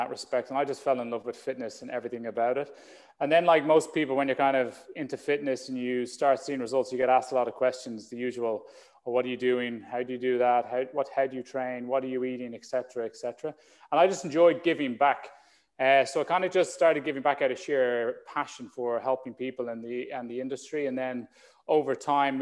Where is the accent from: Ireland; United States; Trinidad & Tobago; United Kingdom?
Ireland; like most young boys growing up in Ireland